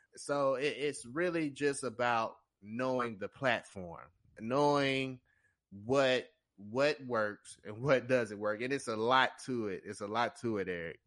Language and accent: English; Tennessee, United States; I'm from Tennessee. I'm a digital marketer here in Nashville